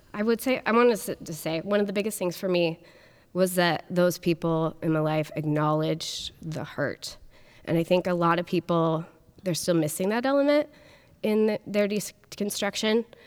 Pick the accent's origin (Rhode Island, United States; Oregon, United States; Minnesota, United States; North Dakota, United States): Oregon, United States; Portland; I grew up in the Portland area in K N B